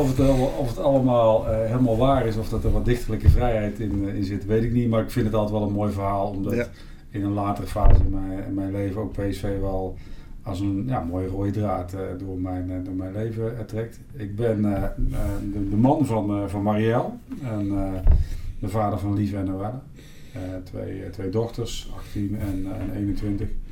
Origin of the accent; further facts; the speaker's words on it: Eindhoven, North Brabant, Netherlands; Ik ben geboren in Eindhoven